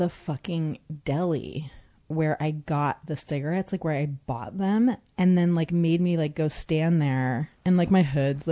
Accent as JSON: {"language": "English", "region": "Northern California", "country": "United States", "tie": "born or raised there", "said": "I grew up in Northern California"}